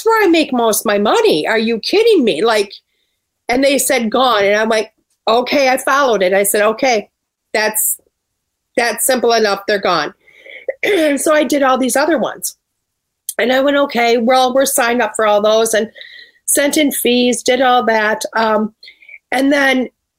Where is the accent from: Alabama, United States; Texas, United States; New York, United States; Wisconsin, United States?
Wisconsin, United States; Springbrook; moved away; I was actually from Springbrook